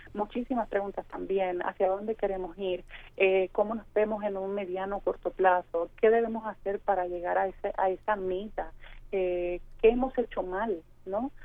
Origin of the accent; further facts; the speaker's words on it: Puerto Rico; salimos de Puerto Rico a diferentes países y llevamos nuestro pasaporte